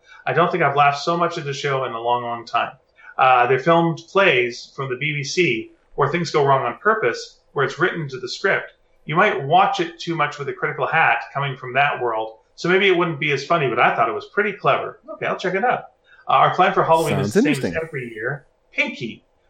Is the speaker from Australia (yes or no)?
yes; Australia; now in Calgary, Canada; we generally avoided me driving in the snow because I'm Australian. And my snow driving experience was none.